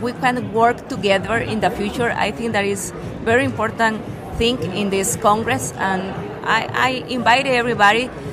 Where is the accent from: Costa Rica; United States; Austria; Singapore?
Costa Rica; I am from Costa Rica.